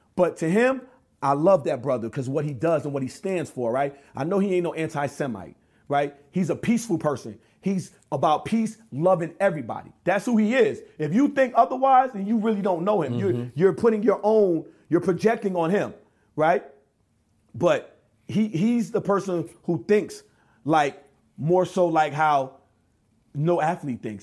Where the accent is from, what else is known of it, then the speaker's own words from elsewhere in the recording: New York, United States; I grew up in New York, we wear Tim's.